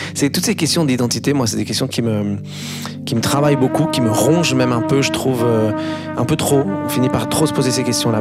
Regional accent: Beirut, Beirut Governorate, Lebanon; Beyrouth, pour moi, c'est, c'est à la fois le, l'endroit où je suis né, c'est mon enfance

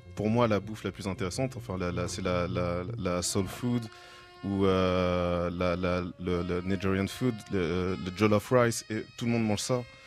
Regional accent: France; now in London, United Kingdom; je viens de France

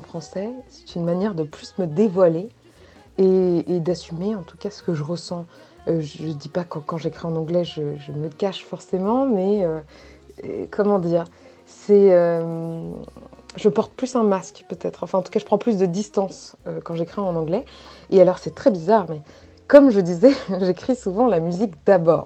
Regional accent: Paris, Île-de-France, France; moi je suis de Châtelet-Léal, enfin issue en tout cas de Châtelet-Léal. Mon père est né à Châtelet-Léal, ma grand-mère aussi

